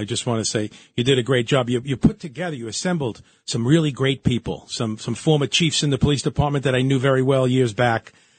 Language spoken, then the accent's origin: English; New York City, New York, United States; I'm born and raised in Brooklyn, and I spend a lot of time in the community.